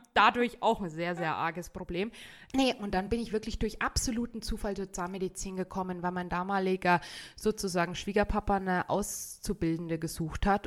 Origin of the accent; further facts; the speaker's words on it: Bad Tölz, Bavaria, Germany; also born or lived in North Rhine-Westphalia / Tübingen; now in Garmisch-Partenkirchen, Germany; ich bin gebürtige Tölzerin